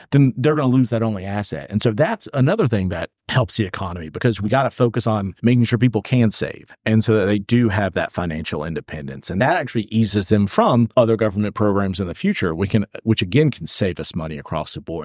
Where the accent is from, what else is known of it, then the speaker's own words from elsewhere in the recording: Alexander County, North Carolina, United States; also born or lived in Charlotte, North Carolina; I grew up in Alexander and Ironhill County